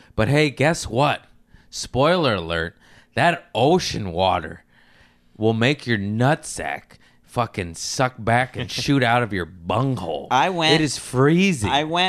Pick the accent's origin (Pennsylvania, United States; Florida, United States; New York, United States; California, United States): California, United States; Torrance; I grew up in Torrance. I got family in Lawndale.